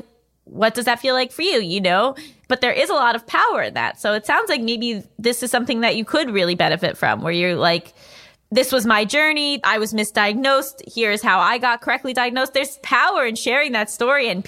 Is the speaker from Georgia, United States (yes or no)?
no; New York, United States; I grew up in New York.